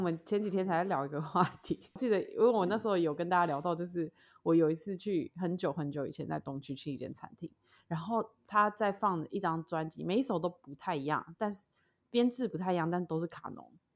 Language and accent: Chinese; Taoyuan, Taiwan; also born or lived in United States; now in Hualien, Taiwan; 我现在又，又住花莲，然后我老家在桃园